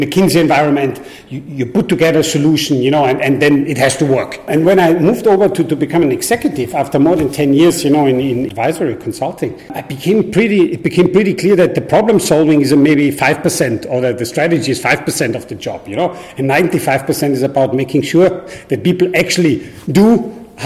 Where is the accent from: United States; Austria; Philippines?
Austria; moved away as an adult; now in Singapore; I grew up in Austria